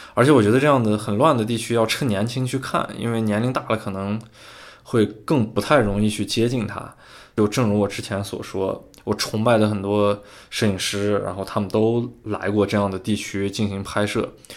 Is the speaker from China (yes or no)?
yes; China; 我说我是，中国人